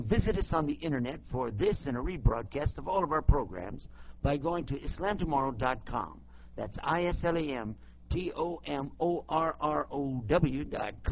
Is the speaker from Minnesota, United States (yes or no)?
no; El Paso, Texas, United States; accent: Texan; I'm back in my hometown and my home state anyway, and I can speak Texan